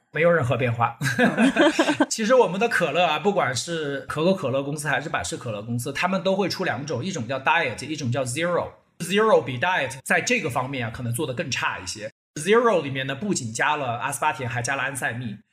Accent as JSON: {"language": "Chinese", "country": "China", "said": "我们中国人都会有清热啊、解暑啊、解毒啊这样一个概念"}